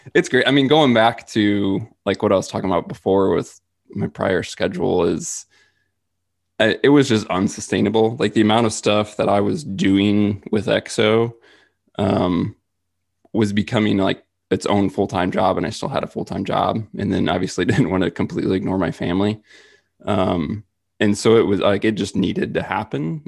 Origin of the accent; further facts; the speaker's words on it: Midwest, United States; growing up in the Midwest